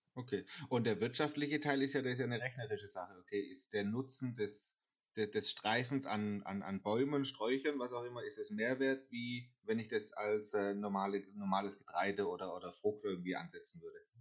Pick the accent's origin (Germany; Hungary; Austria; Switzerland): Germany; near Karlsruhe, Baden-Württemberg; ich komme ja aus der Nähe von Karlsruhe